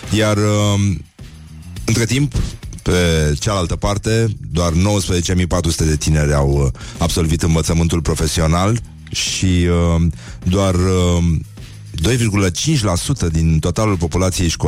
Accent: Teleorman County, Romania; eu sunt din Teleorman Ca orice local din Teleorman Am găsit în fundul curții o valiză cu documente

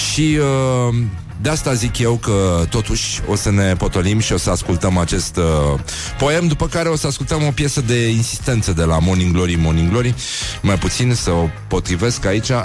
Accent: Brăila, Brăila County, Romania; Mamă, Nelu, mă, sunt și eu din Brăila, pe bune.

